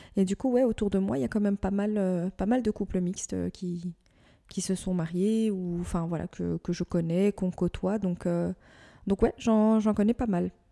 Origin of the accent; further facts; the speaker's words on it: Morocco; je suis marocaine